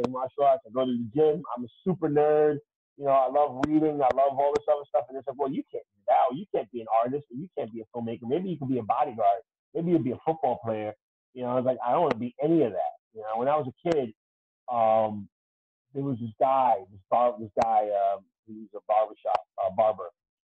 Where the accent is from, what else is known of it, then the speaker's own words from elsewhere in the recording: New York City, New York, United States; I'm from the South Bronx. And I've always sounded like this